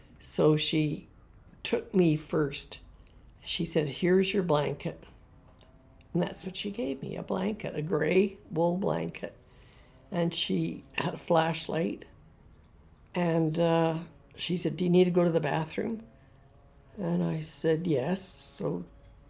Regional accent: Winnipeg, Manitoba, Canada; I was from Winnipeg

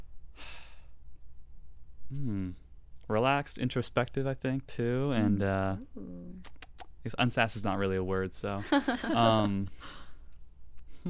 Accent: Delaware, United States; moved away as an adult; now in Hawaii, United States; I am from the great state of Delaware

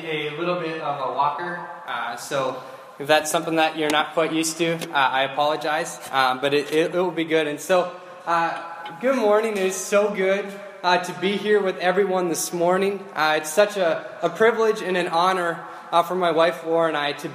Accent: Grand Rapids, Minnesota, United States; I was born and raised in Grand Rapids

